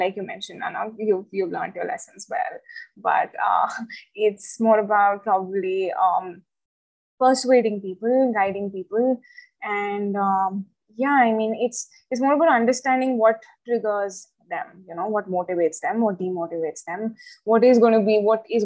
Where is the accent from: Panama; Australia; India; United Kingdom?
India; Chandigarh; I've been born and brought up in Chandigarh.